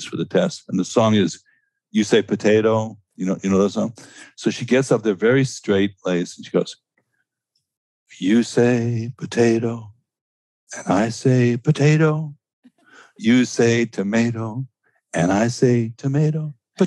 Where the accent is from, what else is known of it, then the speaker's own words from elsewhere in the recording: New York City, New York, United States; I grew up in Stuyvesant Town in New York